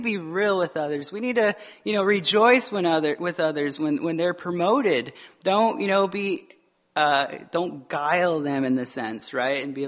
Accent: Arizona, United States; moved away; I'm from Arizona

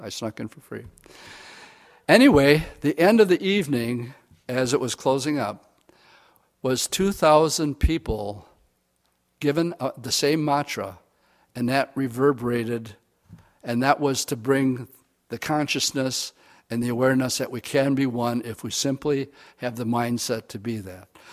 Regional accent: Oshkosh, Wisconsin, United States; I grew up in Oshkosh.

